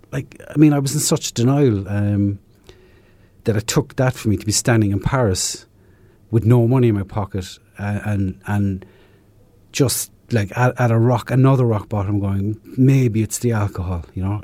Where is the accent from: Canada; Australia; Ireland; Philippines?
Ireland; south of Ireland; moved away; Originally from, uh, south of Ireland